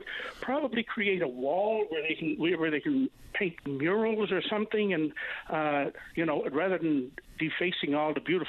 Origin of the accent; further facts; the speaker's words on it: Newfoundland outport, Newfoundland and Labrador, Canada; Now, I'm not from St. John's. I'm out of town. I'm a Bayman. But I'm a Bayman who loves our capital city.